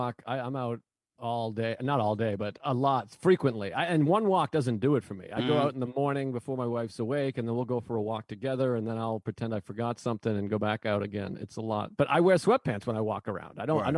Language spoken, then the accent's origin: English; Massachusetts, United States; now in New York, United States; at least I'm from Massachusetts.